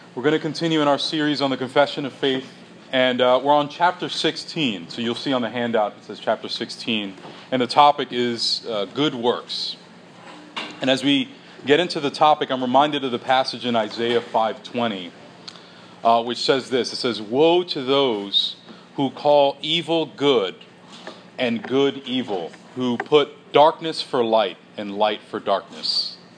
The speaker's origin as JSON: {"language": "English", "country": "United States"}